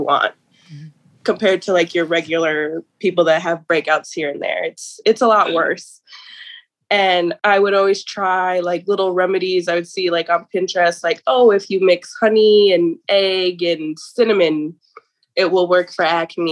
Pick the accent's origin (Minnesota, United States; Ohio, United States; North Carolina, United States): Minnesota, United States; Welch; I'm from Prairie Island Reservation here in Welch, Minnesota. I've kind of grew up down here pretty much my whole life.